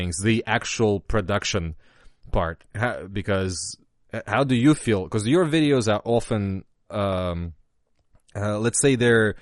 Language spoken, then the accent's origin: English; Russia; now in United States; I've played a lot of DOS games growing up in Russia